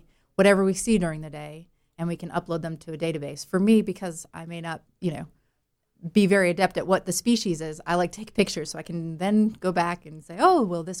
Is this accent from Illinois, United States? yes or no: yes; Chicago, Illinois, United States; accent: Chicago; now in North Carolina, United States; No, I'm from Chicago, which is the only time you'll hear that accent anymore is when I have to say Chicago. Otherwise, I apparently sound North Carolinian, which is a good thing.